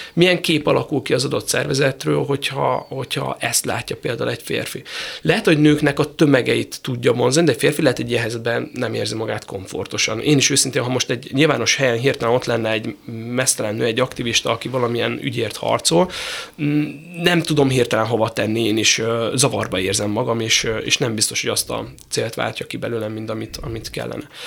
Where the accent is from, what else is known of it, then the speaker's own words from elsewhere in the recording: Szeged, Csongrád-Csanád, Hungary; én ugye Szegedről jöttem